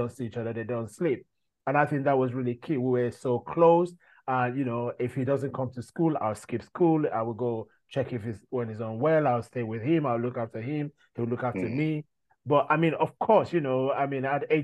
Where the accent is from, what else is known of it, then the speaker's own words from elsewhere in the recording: Nigeria; now in United Kingdom; growing up in Nigeria as an African